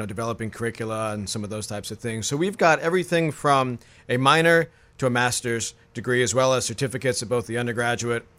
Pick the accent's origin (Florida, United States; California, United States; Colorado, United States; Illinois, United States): Florida, United States; Tampa; moved away as an adult; also born or lived in Tallahassee, Florida; now in Brunswick, United States; originally from Tampa, Florida. Lived there most of my life